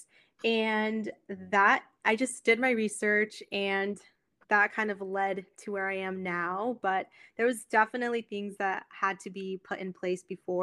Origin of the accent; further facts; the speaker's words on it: Monterey, California, United States; I was born and raised in Monterey, California. So it is a small town in Northern California.